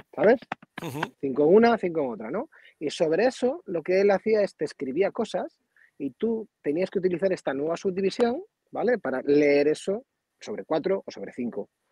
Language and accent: Spanish; Hinojedo, Cantabria, Spain; cuando pasa por cerca de Hinojedo, eh, se salta a mi pueblo